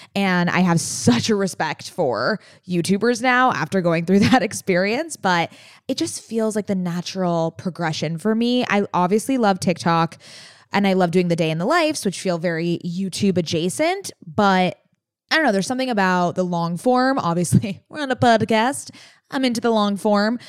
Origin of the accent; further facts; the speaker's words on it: San Diego, California, United States; I grew up with Naomi in San Diego